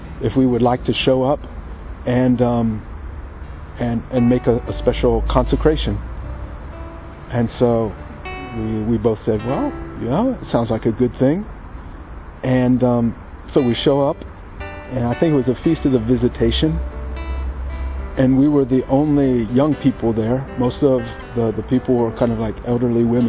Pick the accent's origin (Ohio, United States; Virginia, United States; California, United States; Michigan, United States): Ohio, United States; Sidney; moved away; I'm originally from Sydney, Ohio in the United States